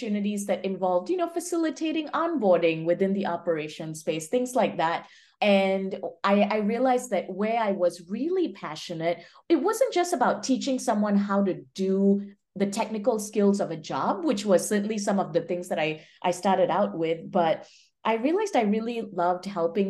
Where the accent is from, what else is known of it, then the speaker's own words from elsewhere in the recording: Malaysia; moved away as an adult; also born or lived in Minnesota, United States / Michigan, United States; now in Bay Area, United States; I'm originally from Malaysia, moved to the US for college